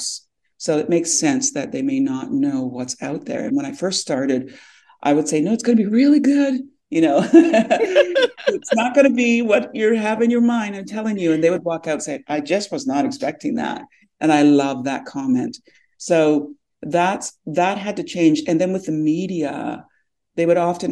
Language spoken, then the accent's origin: English; Temagami, Ontario, Canada; now in Toronto, Canada; I'm from the Mi'kmaq Anishinaabe, which is the people of the deep water in Temagami, Northern Ontario, but I'm based in Toronto.